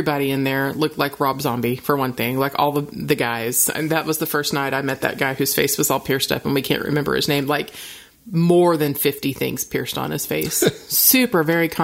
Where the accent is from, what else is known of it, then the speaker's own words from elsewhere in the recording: Oklahoma, United States; I'm conservative girl from Oklahoma